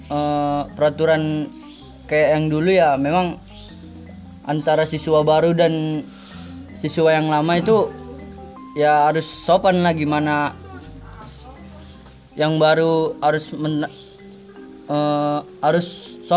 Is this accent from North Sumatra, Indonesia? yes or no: yes; Aik Pamingke, North Sumatra, Indonesia; saya dari stasiun Aik Pamingke, Labuan Batu Utara.